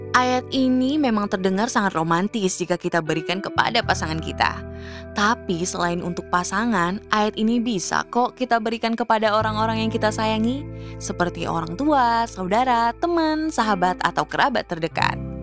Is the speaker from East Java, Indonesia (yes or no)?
no; Pontianak, West Kalimantan, Indonesia; Aku berasal dari kota Pontianak, kota yang terkenal dengan Tugu Katulistiwanya.